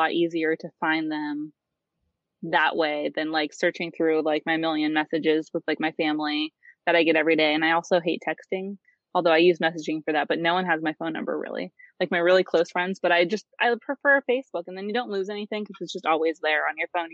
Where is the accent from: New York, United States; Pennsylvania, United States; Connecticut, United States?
Pennsylvania, United States; Corry; moved away as an adult; now in Pittsburgh, United States; I moved from Corey, Pennsylvania. If anyone knows where that is, I just say Erie, or I should say Edinburgh, because people know where that is. And I'm from a small country town.